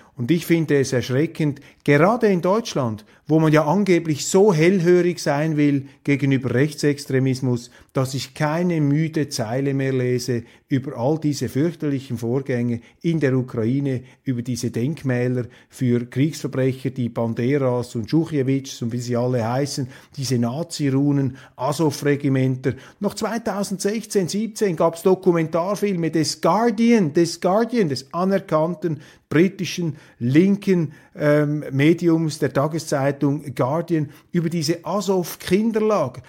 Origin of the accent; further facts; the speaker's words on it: Switzerland; als Schweizer